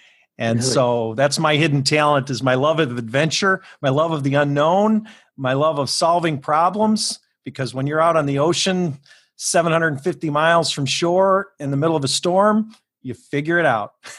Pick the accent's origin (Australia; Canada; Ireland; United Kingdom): Ireland; I can only say that because I'm an Irish lawyer.